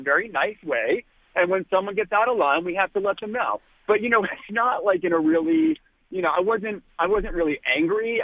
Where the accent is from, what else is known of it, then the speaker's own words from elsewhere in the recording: Boston, Massachusetts, United States; now in New York, United States; I'm from Boston. My entire family is like diehard Red Sox fans